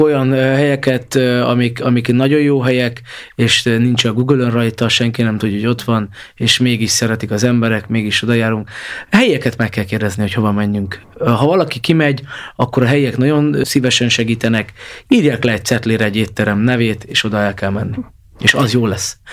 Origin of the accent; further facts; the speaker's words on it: Hungary; magyarok vagyunk